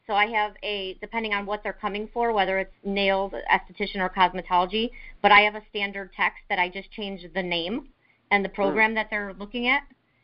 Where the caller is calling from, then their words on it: Ohio, United States; I'm calling from Raphael's of Beauty School in Ohio.